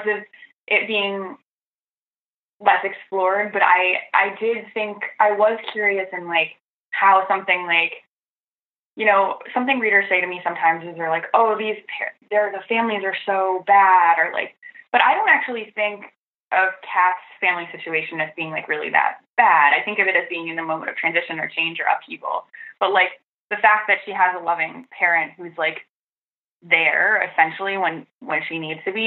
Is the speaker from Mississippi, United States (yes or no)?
no; Petoskey, Michigan, United States; I grew up in Northern Michigan, sort of in the Petoskey area.